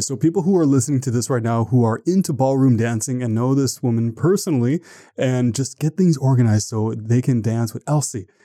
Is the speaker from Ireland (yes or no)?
no; Canada; I'm from Canada